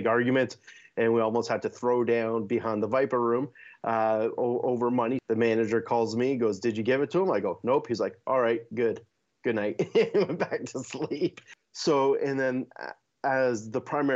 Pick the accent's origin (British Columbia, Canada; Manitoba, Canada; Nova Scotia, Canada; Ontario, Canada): Ontario, Canada; Hamilton; I started off as a drummer growing up in Hamilton